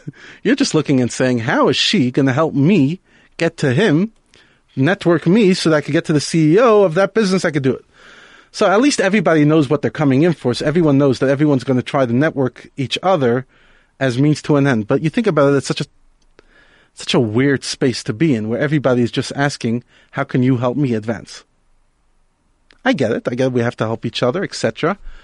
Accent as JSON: {"language": "English", "town": "New York City", "region": "New York", "country": "United States", "tie": "born or raised there", "moved": "yes", "lives_now": "Johannesburg, South Africa", "said": "I grew up in Brooklyn, New York"}